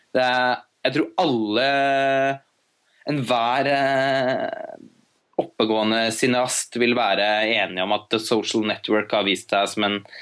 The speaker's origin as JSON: {"language": "Norwegian", "country": "Norway", "said": "her hjemme i Norge"}